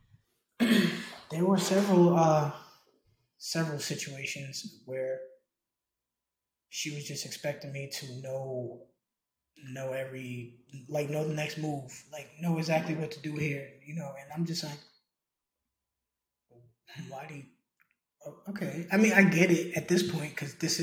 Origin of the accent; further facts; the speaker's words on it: New York, United States; I grew up in New York